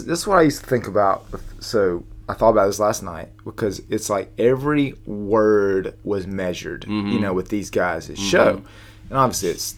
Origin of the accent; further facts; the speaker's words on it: Southern, United States; accent: Southern; not my Southern accent